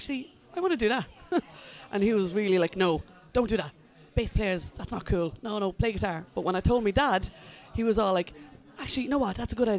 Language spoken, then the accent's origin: English; Drogheda, Leinster, Ireland; I am from Drogheda. I'm from Ballypark.